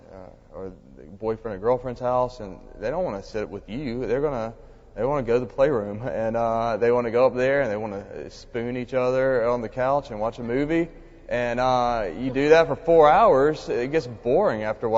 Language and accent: English; Mississippi, United States; I was from Mississippi